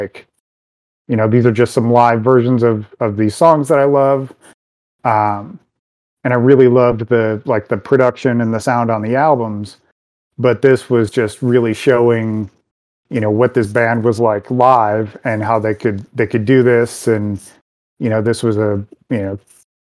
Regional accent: Detroit, Michigan, United States; I grew up out in Detroit, and this was at Car City Records.

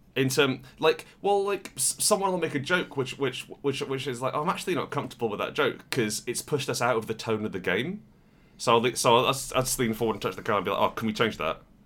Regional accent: United Kingdom

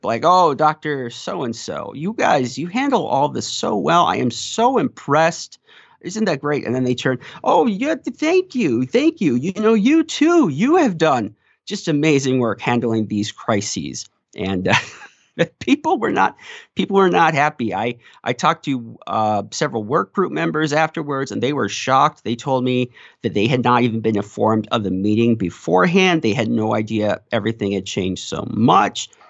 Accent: South Dakota, United States; my hometown paper, The Artist's Leader

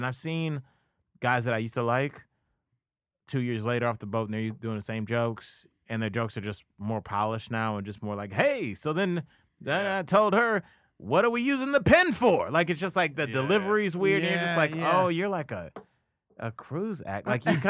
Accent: Ohio, United States; also born or lived in Miami; I'm from Ohio, and I moved to Miami for graduate school, so I had no idea.

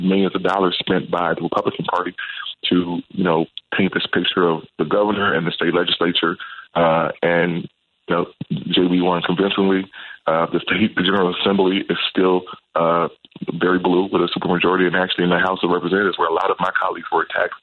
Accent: Chicago, Illinois, United States; I'm born and raised in Chicago. I'm raising my family on the South Side. I'm from the South Side.

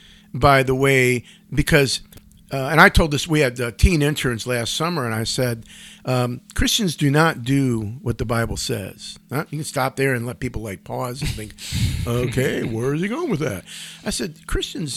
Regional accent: Cleveland Heights, Ohio, United States; I grew up in the Cleveland, east side suburbs of Cleveland Heights and University Heights.

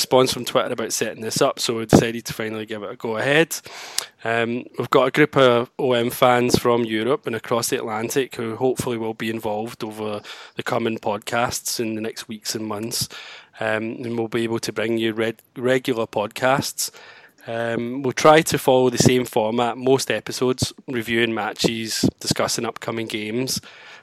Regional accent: Glasgow, Scotland, United Kingdom; I'm from Glasgow, and I admit, all grown up, all through my childhood

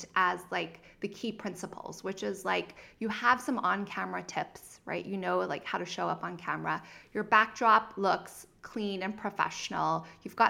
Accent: Zimbabwe; also born or lived in Cape Town, South Africa / Santa Barbara; now in United States; if you hear of a little bit of an accent, it's because I'm originally from Zimbabwe and I went to school in Cape Town, South Africa

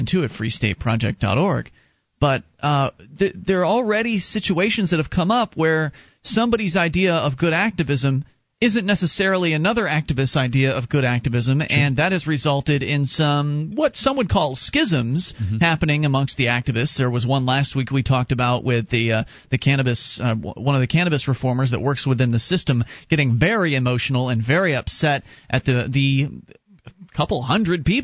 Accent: Sarasota, Florida, United States; moved away; down in Sarasota, which is where I was born and raised down in Florida

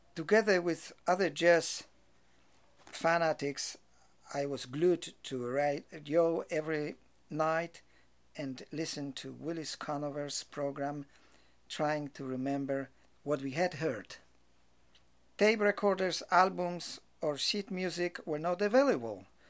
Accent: Rybnik, Silesian Voivodeship, Poland; moved away as an adult; also born or lived in Czech side of Polish-Czechoslovakian border / Katowice / Krakow; now in New York, United States; I was born on the Czech side of Polish-Czechoslovakian border during German occupation of Europe of Polish parents, who after the Second World War returned to Poland

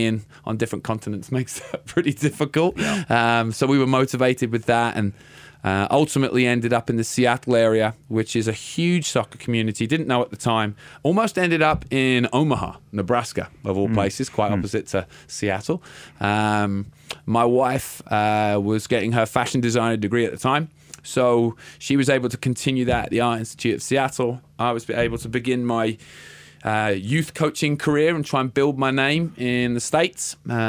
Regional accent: England, United Kingdom; My mum was a teacher growing up in England.

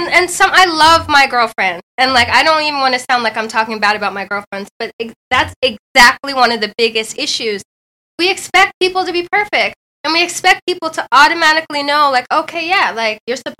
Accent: Jamaica; I'm Jamaican.

